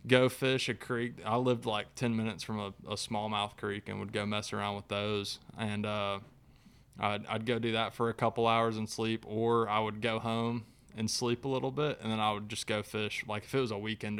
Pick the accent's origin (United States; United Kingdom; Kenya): United States; Chattanooga, Tennessee; I grew up in Chattanooga, fishing like Lake Chickamauga over there for bass